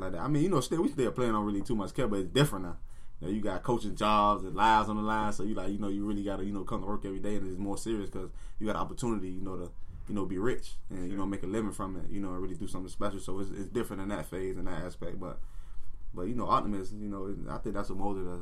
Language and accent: English; Miami, Florida, United States; growing up in Miami